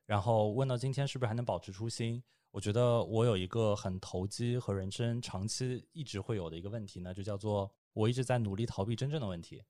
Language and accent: Chinese; Shanghai, China; moved away as an adult; now in Beijing, China; 我是上海人